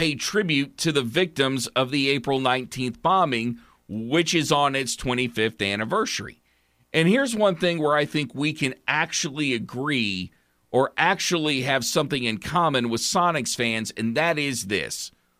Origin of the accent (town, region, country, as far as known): Oklahoma, United States; born or raised there